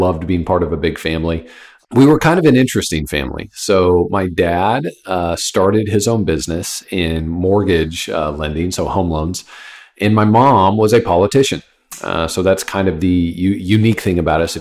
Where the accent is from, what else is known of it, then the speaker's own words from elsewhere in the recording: Kansas City, Kansas, United States; now in Texas, United States; I grew up in Kansas City